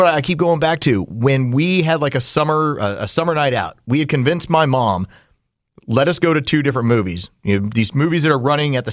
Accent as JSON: {"language": "English", "town": "San Antonio", "region": "Texas", "country": "United States", "tie": "born or raised there", "also_born_or_lived": "Uvalde, Texas", "said": "when we were growing up, small town, Texas, because I was born in San Antonio. We moved to Uvalde"}